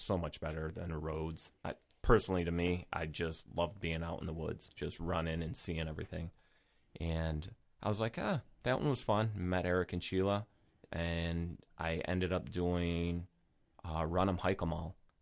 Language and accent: English; Rochester, New York, United States; born and raised in Rochester